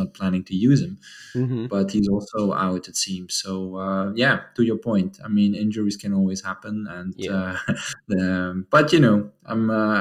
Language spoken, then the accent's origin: English; Maastricht, Limburg, Netherlands; this is actually my hometown team. It's called MVV Maastricht.